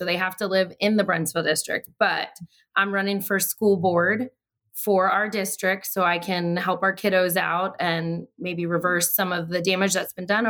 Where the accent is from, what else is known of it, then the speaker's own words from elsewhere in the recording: Prince William County, Virginia, United States; also born or lived in Blacksburg, Virginia; I came here when I was like 7 months old, so I don't know any different. This is my home. Like, it counts. Leave me alone, Josh. So. Yes, I'm a native Prince William Countyan.